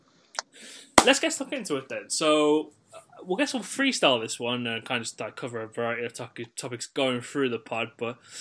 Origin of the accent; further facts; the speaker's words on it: Birmingham, West Midlands, United Kingdom; I am from Birmingham